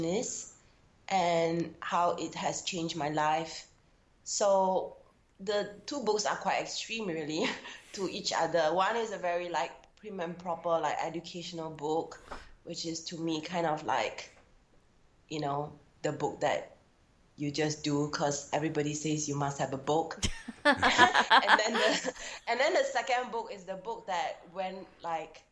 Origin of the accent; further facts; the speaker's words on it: Singapore; a heterosexual Chinese woman born and bred in Singapore.